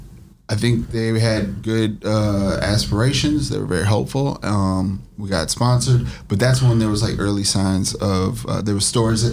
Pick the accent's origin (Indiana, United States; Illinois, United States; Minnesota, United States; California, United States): Minnesota, United States; Minneapolis; also born or lived in Eritrea; we came here when I was 3 years old, so about like 1985 or 86.